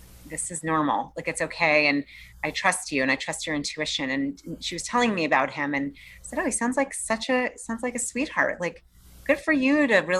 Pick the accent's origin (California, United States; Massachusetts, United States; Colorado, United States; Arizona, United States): Massachusetts, United States; Boston; I grew up in the East Coast in Boston and outside of Boston